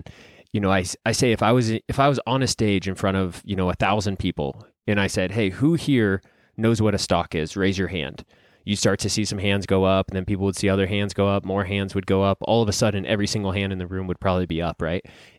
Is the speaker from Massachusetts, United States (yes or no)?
no; Reno, Nevada, United States; I'm born and raised in Reno, Nevada. Went to the local university here, University of Nevada, Reno.